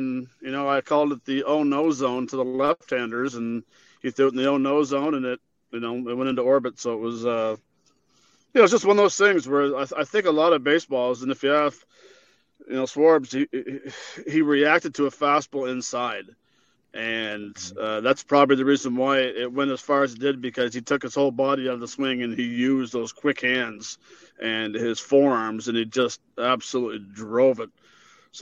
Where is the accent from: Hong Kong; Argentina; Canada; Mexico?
Canada; I'm Canadian